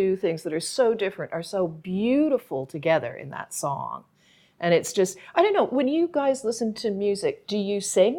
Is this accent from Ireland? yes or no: yes; Ireland; And I mean, I am Irish. So this is my, you know, this is a music that I, or kind of music that I grew up with.